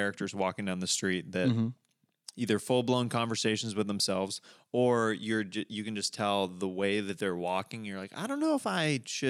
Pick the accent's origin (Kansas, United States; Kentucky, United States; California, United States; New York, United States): Kansas, United States; now in Los Angeles, United States; I grew up in Kansas.